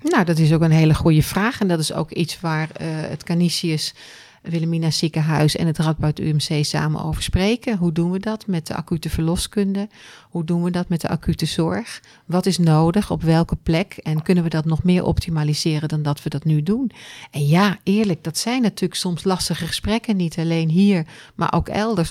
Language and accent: Dutch; Netherlands; we ook als Nederlanders